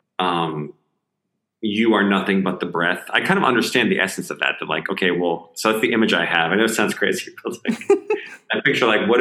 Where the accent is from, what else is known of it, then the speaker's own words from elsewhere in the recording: New Jersey, United States; you move that same body to Jersey, New Jersey, in the States